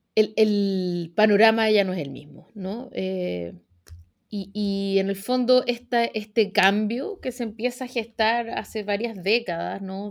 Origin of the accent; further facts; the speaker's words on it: Chile; apegado a las instituciones como somos los chilenos